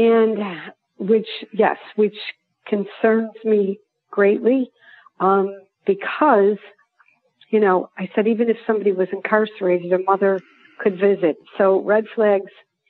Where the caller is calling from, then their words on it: Lexington, South Carolina, United States; I'm calling from Lexington, South Carolina